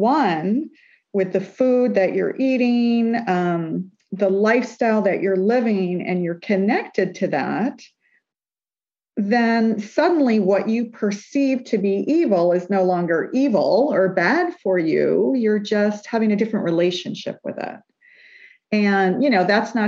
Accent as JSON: {"language": "English", "region": "New York", "country": "United States", "said": "we're from New York"}